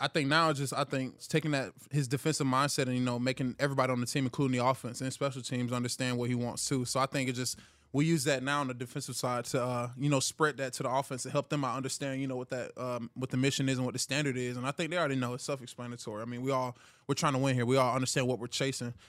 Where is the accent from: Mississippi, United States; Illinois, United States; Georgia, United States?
Georgia, United States; Hiram; moved away; I'm from Hiram, Georgia